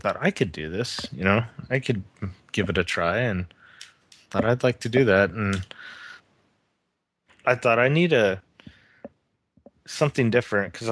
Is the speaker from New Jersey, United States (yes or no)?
no; Southern California, United States; growing up in Southern California